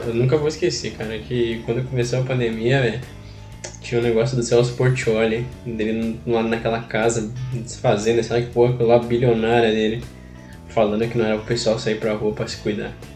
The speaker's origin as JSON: {"language": "Portuguese", "region": "South Region", "country": "Brazil", "said": "eu sou do Sul e com muito orgulho"}